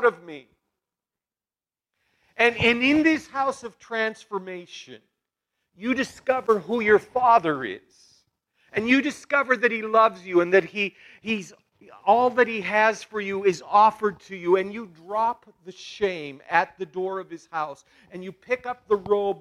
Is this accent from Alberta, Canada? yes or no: yes; Balzac, Alberta, Canada; I come from Balzac